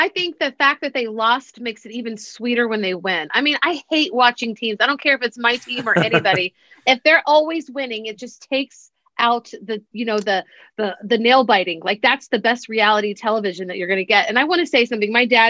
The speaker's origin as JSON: {"language": "English", "region": "Midwest", "country": "United States", "tie": "born or raised there", "said": "'Cause, you know, I was born and raised in the Midwest."}